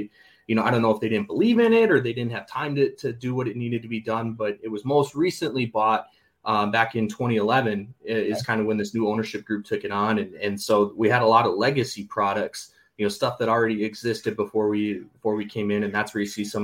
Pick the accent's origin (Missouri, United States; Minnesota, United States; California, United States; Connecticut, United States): Minnesota, United States; St. Cloud; I grew up here in St. Cloud, Minnesota